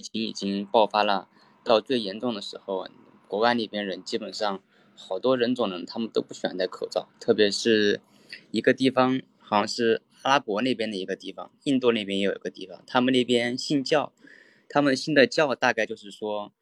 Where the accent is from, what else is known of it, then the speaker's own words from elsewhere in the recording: Guiyang, Guizhou, China; moved away as an adult; also born or lived in Canada; 我对是贵州贵阳的